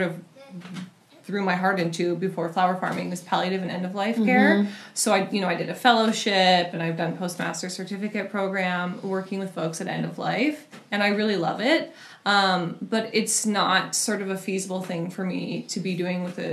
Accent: British Columbia, Canada; moved away as an adult; also born or lived in New York / Seattle; now in Vashon, United States; I grew up just over the border in BC.

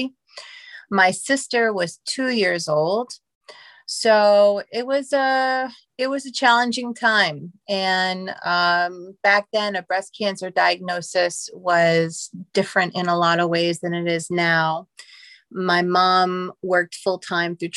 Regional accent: New Hyde Park, New York, United States; also born or lived in Queens, New York; I grew up on Long Island, technically Queens, and then my parents moved to New Hyde Park, which is Western Long Island.

